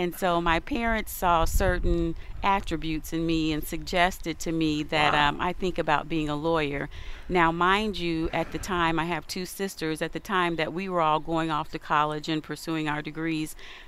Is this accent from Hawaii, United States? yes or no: no; Decatur, Illinois, United States; now in Chatham, United States; born and raised in Decatur, Illinois